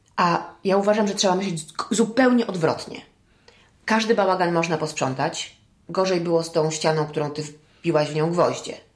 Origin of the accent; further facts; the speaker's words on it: United States; now in Poland; wychowałam się w Stanach